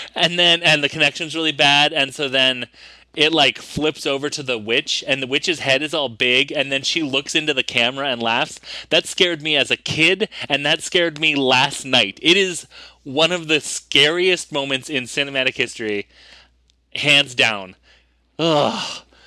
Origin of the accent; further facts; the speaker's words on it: United States; I'm also American despite my, uh, smooth British accent